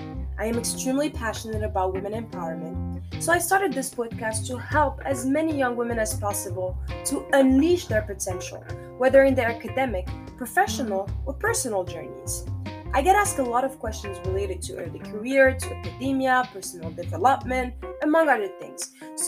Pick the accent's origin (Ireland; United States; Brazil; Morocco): Morocco; I am originally from Morocco, but I have lived in 7 different countries so far.